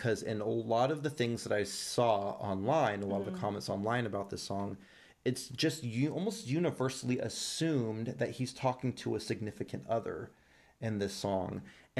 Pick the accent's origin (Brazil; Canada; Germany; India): Brazil; English is a second language; I'm from Brazil. I don't know what a cowboy's cliche is.